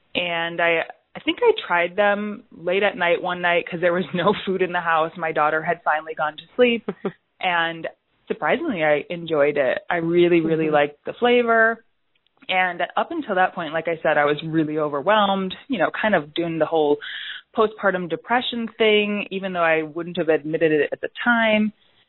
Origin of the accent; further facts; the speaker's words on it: suburbs of Chicago, Illinois, United States; Suburbs of Chicago, Illinois. Oh, okay. Born and raised here.